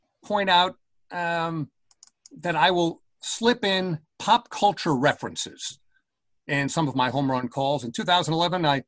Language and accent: English; North Valley Stream, New York, United States; also born or lived in Brooklyn, New York / Queens, New York; growing up in North Valley Stream, although I was born in Brooklyn, lived in Queens for a while, but basically North Valley Stream, Western Nassau